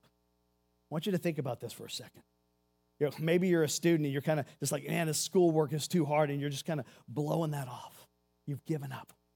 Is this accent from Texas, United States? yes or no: yes; Seabrook, Texas, United States; I grew up in Houston, Texas, a little town called Seabrook, Texas